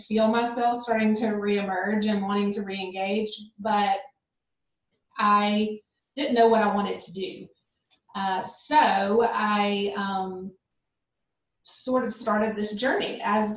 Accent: Montgomery, Alabama, United States; also born or lived in Birmingham, Alabama; I grew up in Montgomery, Alabama

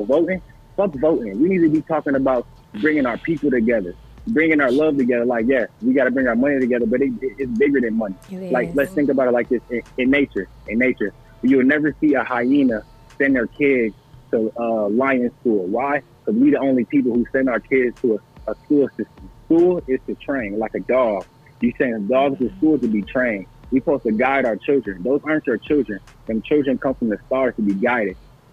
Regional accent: Toledo, Ohio, United States; now in Austin, United States; I'm from Toledo

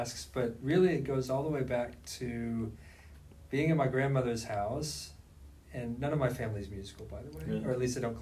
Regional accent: Terre Haute, Indiana, United States; moved away as an adult; now in Murfreesboro, United States; I was going to be a band director in my hometown of Terre Haute, Indiana

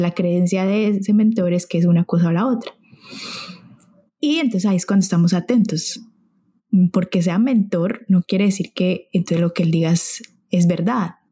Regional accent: Santander, Colombia; Santander es de donde yo soy

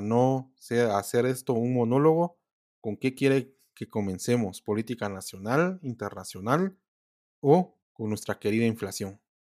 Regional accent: Guatemala; los que somos de Guatemala

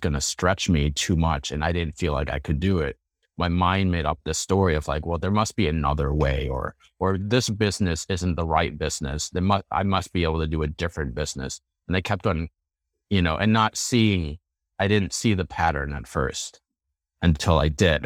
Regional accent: Chicago, Illinois, United States; moved away as an adult; also born or lived in Boston area; now in Boston, United States; I grew up in the Chicago area, and then I moved to the Boston area for grad school

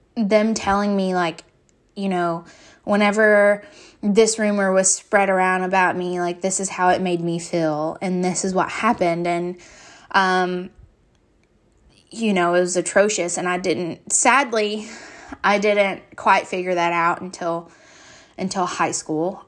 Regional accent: Muhlenberg County, Kentucky, United States; moved away; I'm from Muhlenberg County, Kentucky

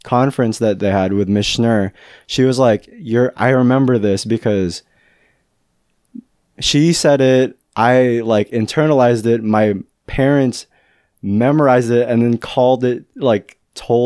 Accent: Fairfield, California, United States; Fairfield's my hometown

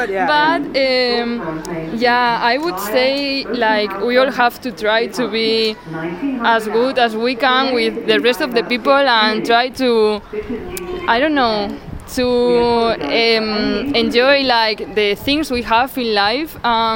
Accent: Plasencia, Extremadura, Spain; English is a second language; moved away as an adult; also born or lived in Córdoba / Salamanca / Seville / San Sebastián; now in Germany; I have lived in, well, I am from Plasencia, but then I went to study to Córdoba, another city in the south of Spain. Then I went to Salamanca, then to Sevilla, wow. And then to San Sebastian.

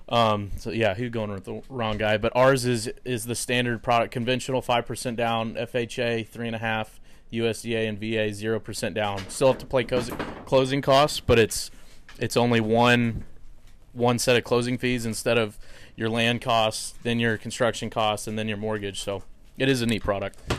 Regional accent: Lubbock, Texas, United States; also born or lived in Dallas, Texas; now in Rockwall, United States; where I was from in Lubbock

